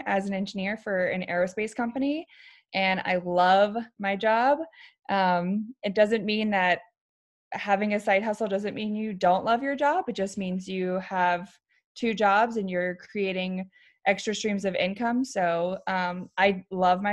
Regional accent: Virginia, United States; moved away as an adult; now in Arizona, United States; I was born and raised in Virginia

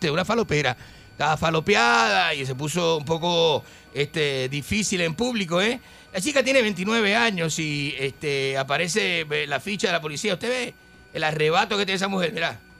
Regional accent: Argentina; now in Puerto Rico

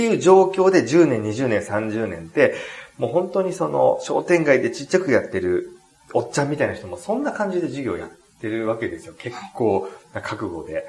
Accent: Japan; 自分は日本に生まれて

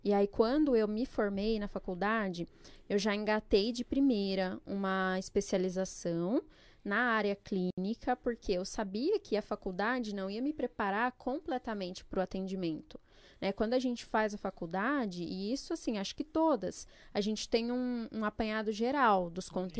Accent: Jundiaí, São Paulo, Brazil; also born or lived in Pernambuco; Fiquei em Jundiaí, estudei, trabalhei, cresci lá.

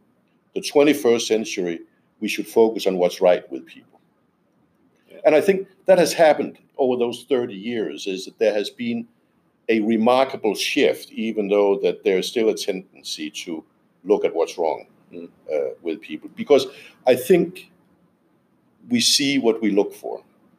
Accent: Denmark; I'm from Denmark.

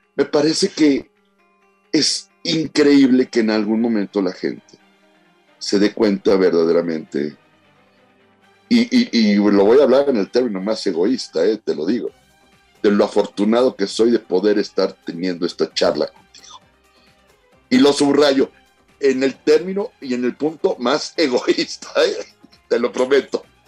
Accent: Sinaloa, Mexico; la gente que somos de Sinaloa

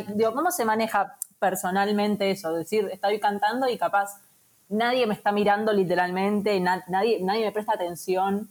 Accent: Buenos Aires, Argentina; soy muy porteña

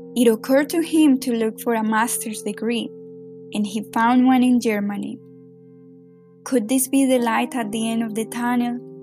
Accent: Medellín, Antioquia, Colombia; English is a second language; now in New York, United States; … and I grew up in Medellin, Colombia.

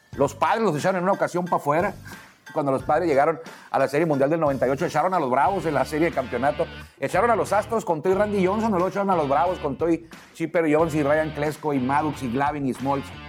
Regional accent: Mexico; somos mexicanos

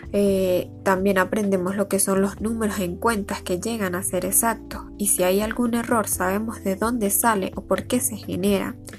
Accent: Lagunillas, Mérida, Venezuela; nací y vivo en Lagunillas, Estado Mérida

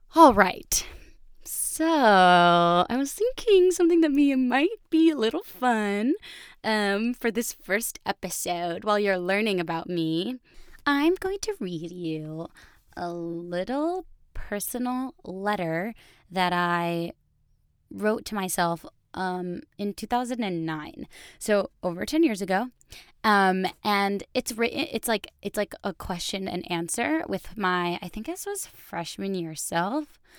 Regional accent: Connecticut, United States; also born or lived in Chicago; now in New York, United States; I grew up in Connecticut.

